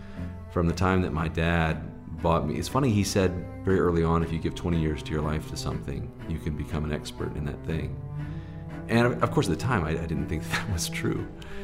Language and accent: English; Southeast, United States; You know, I grew up in the Southeast in the heart of, you know, SEC football country and lots of televised games.